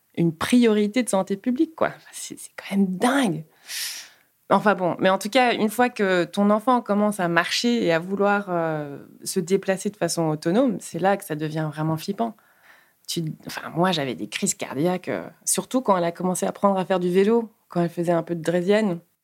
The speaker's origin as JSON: {"language": "French", "country": "Luxembourg", "moved": "yes", "lives_now": "Brussels, Belgium", "said": "je suis luxembourgeoise d'origine péruvienne euh, j'habite Bruxelles depuis 12 ans"}